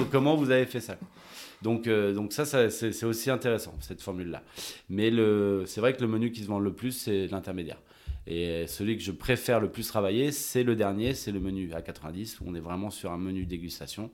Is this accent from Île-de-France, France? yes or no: no; La Rochelle, Nouvelle-Aquitaine, France; also born or lived in Bordeaux / Montreal, Canada / Australia / Arcachon Basin; Je suis très ancré sud-ouest parce que ben, c'est ma région. Euh, je suis né à La Rochelle